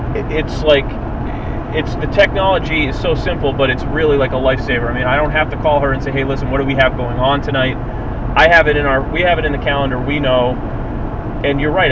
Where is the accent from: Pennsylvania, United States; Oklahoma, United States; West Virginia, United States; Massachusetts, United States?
Massachusetts, United States; we're from Massachusetts